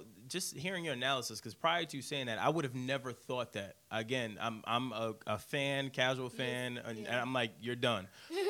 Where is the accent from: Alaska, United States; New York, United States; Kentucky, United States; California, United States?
New York, United States; Brooklyn; Meanwhile, I'm from Brooklyn.